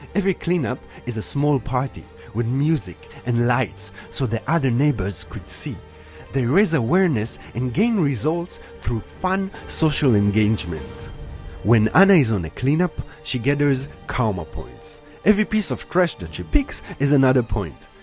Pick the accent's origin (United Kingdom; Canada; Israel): Israel; moved away as an adult; now in Berlin, Germany; I was born in Israel, and for the last sixteen years, I've been living in Berlin.